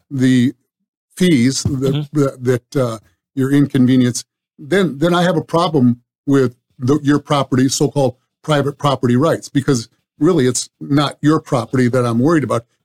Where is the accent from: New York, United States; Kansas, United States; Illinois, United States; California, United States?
California, United States; moved away; Obviously, I came from Southern California um, over 20 years ago, and uh, I seen that place explode.